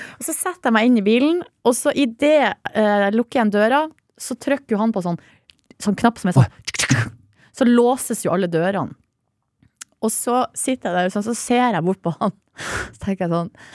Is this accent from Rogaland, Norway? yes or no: no; Hamarøy, Nordland, Norway; Jeg er jo fra Hamarøy, der får vi ikke opplæring i det. Ikke, da, ikke på 80-tallet da jeg vokste opp